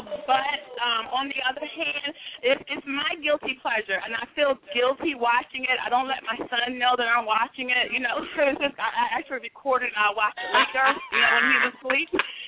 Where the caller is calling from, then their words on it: Maryland, United States; I am calling from Maryland.